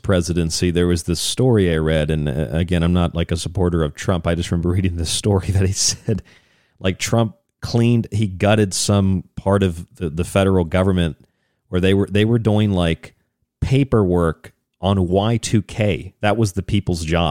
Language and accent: English; St. Petersburg, Florida, United States; I grew up in St. Pete, Florida